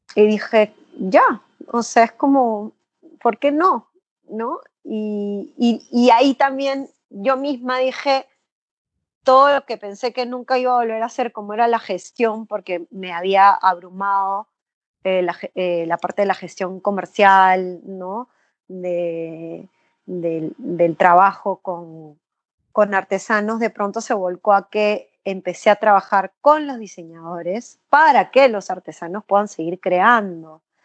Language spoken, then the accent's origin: Spanish; Peru; nosotros como peruanos